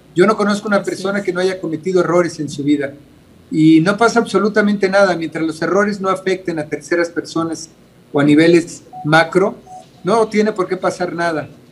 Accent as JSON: {"language": "Spanish", "region": "Mexico City", "country": "Mexico", "tie": "born or raised there", "said": "yo vengo de una familia de escasos recursos yo nací en Iztapalapa eh, y, no fue fácil. Eh, yo fui a escuelas de gobierno"}